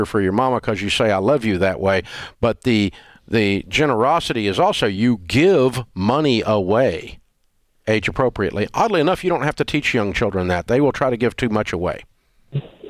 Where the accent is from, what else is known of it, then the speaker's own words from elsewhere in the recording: the South, United States; We're from the South